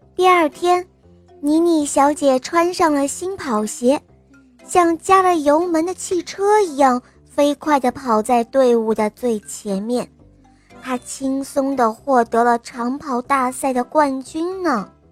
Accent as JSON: {"language": "Chinese", "town": "Linyi", "region": "Shandong", "country": "China", "said": "今年我五岁了，我来自临沂"}